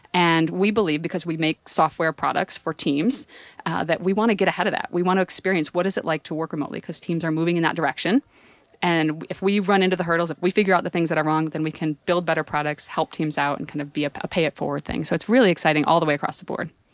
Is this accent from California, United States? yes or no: yes; San Francisco, California, United States; if you can tell from my accent, I'm from San Francisco